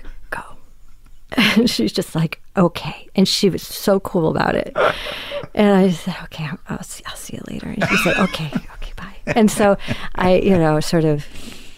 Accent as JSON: {"language": "English", "region": "California", "country": "United States", "said": "I'm from California"}